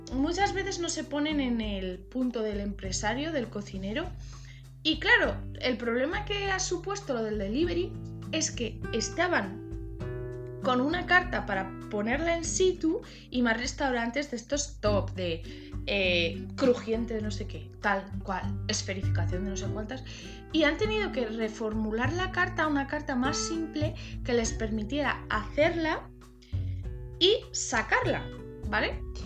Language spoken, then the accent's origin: Spanish; Cuenca, Castilla-La Mancha, Spain; yo soy de Cuenca